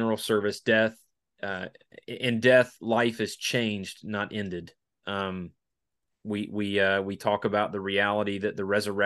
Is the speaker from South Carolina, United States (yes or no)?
yes; Spartanburg, South Carolina, United States; my hometown of Spartanburg, South Carolina